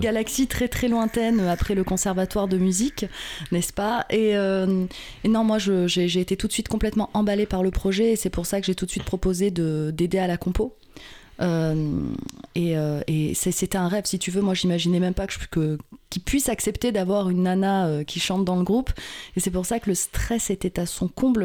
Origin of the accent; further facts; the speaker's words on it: Verneuil and Vernouillet, Yvelines, Île-de-France, France; on vient tous de Verneuil et Vernouillet dans les Yvelines